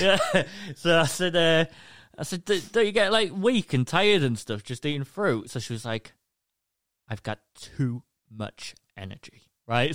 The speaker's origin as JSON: {"language": "English", "region": "England", "country": "United Kingdom", "said": "I'm from England, the U K."}